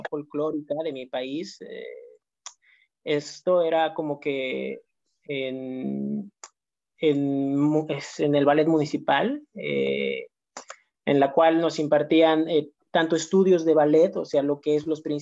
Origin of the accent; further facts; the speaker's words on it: Cochabamba, Bolivia; now in Barcelona, Spain; yo soy de Cochabamba